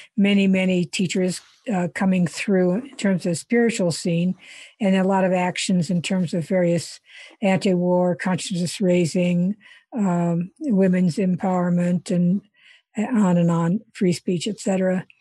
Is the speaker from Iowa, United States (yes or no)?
yes; Iowa, United States; moved away as an adult; also born or lived in India; I grew up in Iowa, and then, um, uh, after I grad-, went to college in Iowa